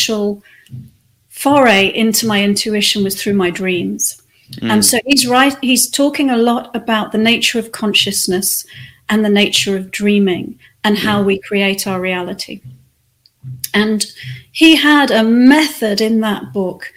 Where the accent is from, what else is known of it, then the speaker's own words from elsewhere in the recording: the Wirral, North West England, United Kingdom; moved away; also born or lived in Australia; I spent the rest of my childhood growing up on the Wirral